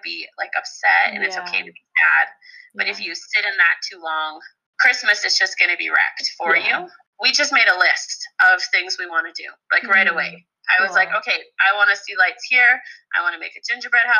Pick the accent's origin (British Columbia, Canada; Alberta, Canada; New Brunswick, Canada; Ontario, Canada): Alberta, Canada; Provost; now in Red Deer, Canada; my hometown in Provost, one in Red Deer where I currently live